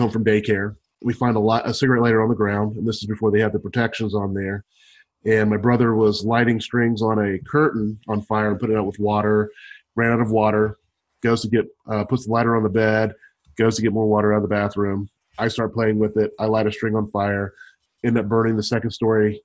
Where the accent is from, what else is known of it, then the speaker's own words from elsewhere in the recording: Kentucky, United States; also born or lived in Bardstown, Kentucky / Georgia; I was adopted from Kentucky